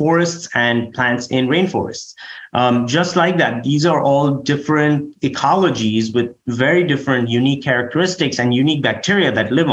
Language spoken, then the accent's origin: English; India; moved away; I'm from India